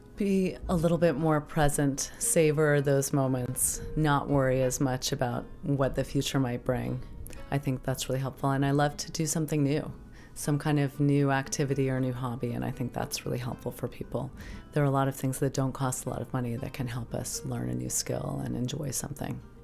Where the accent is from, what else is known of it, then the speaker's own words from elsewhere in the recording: New York City, New York, United States; moved away as an adult; now in Maine, United States; I grew up in Manhattan